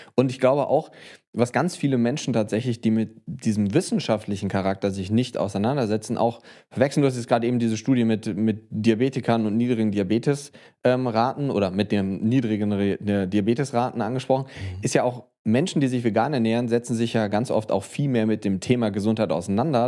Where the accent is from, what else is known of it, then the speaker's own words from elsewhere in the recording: Bonn, North Rhine-Westphalia, Germany; Promotion hier tatsächlich in meiner Heimatstadt in Bonn